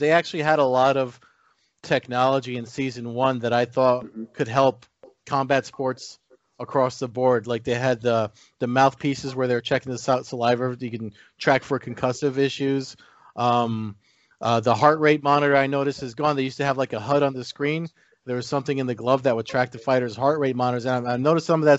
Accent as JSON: {"language": "English", "region": "New Jersey", "country": "United States", "tie": "born or raised there", "said": "growing up where I grew up here in New Jersey"}